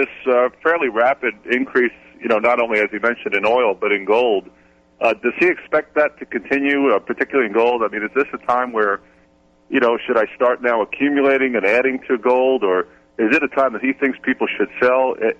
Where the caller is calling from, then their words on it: South Carolina, United States; South Carolina.